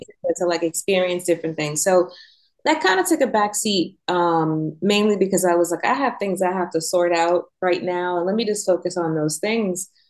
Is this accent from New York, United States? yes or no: yes; New York, United States; moved away; I'm from New York, born and raised